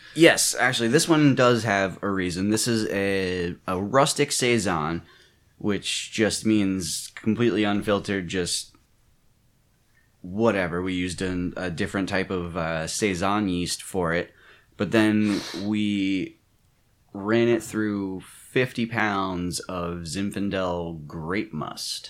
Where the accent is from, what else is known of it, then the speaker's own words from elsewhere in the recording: Maryland, United States; moved away; also born or lived in Pennsylvania; I'm originally from Maryland